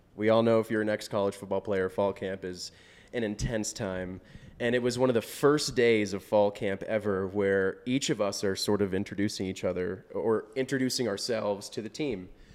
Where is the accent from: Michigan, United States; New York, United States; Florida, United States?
Florida, United States; Orlando; I'm from Orlando, Florida, and our area, area code in Orlando is four oh seven